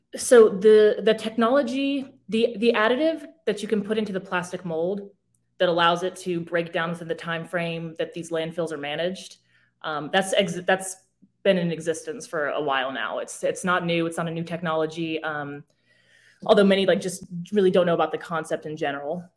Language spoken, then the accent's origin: English; Arizona, United States; moved away; I grew up in Arizona